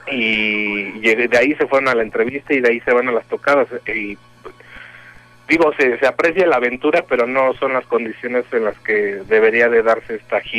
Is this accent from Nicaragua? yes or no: no; Mexico; si fuera cierto, que como son mexicanos no nos quieren allá, pero creo que no.